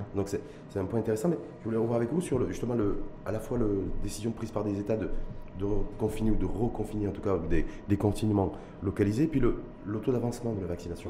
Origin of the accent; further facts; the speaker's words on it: Morocco; nous chez nous au Maroc